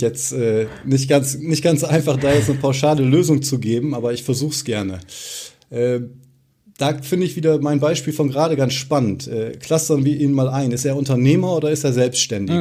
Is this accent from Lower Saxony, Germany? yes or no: yes; near Osnabrück, Lower Saxony, Germany; moved away as an adult; Ich selbst komme gebürtig auch äh, aus der Nähe von Osnabrück, aus einem kleinen äh, Örtchen